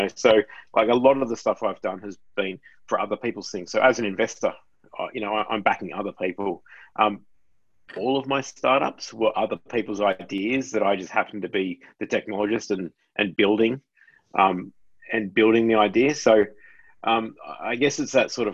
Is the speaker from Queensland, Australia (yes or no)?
no; Sydney, New South Wales, Australia; I'm from New South Wales. I grew up in Casula in southwest Sydney, not far from where you guys are right now